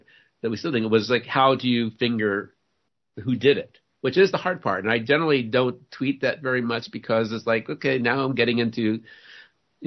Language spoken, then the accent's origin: English; New Orleans, Louisiana, United States; I grew up in New Orleans. I was born and raised in New Orleans, and I came of age in the 1960s there